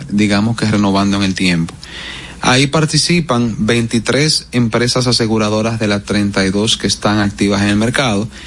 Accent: Dominican Republic; Sí, esos son, tú sabes, como decimos dominicano esos fuetazos que llegan.

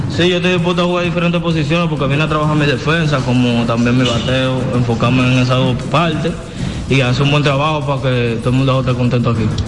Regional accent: San Pedro de Macorís, Dominican Republic; estoy aquí en mi pueblo, ¿me entiendes? En mi pueblo natal

